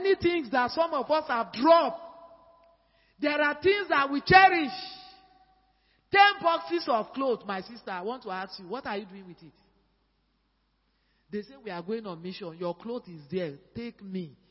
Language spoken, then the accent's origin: English; Nigeria; moved away as an adult; now in Accra, Ghana; We are Nigerian people